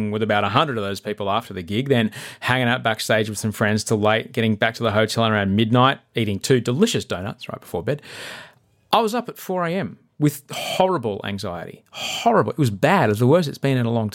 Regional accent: Brisbane, Queensland, Australia; Brisbane's my hometown

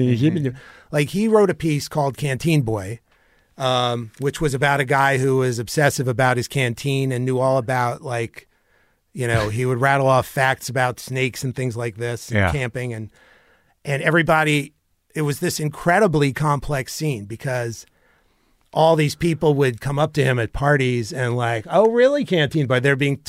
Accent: Chicago, Illinois, United States; We're from Chicago.

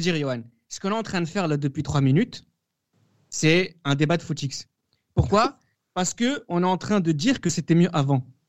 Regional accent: France; en tant que Français

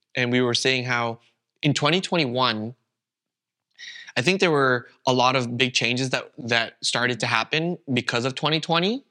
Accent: Canada; first language Vietnamese; English is a second language; moved away as an adult; now in Berlin, Germany; I was born and raised in Canada, that's all I ever known, I had never even lived anywhere else

